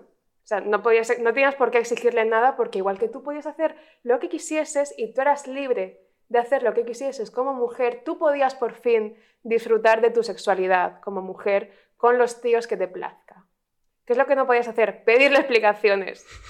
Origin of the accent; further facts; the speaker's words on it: Cartagena, Region of Murcia, Spain; now in Madrid, Spain; somos una persona de Badajoz y de Cartagena que no saben decir la X